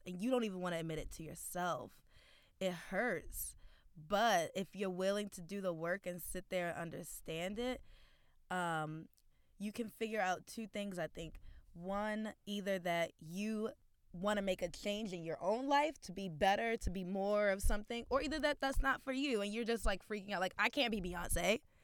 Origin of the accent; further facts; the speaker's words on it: Baltimore, Maryland, United States; now in Brooklyn, United States; based in Brooklyn, but originally from Baltimore, Maryland.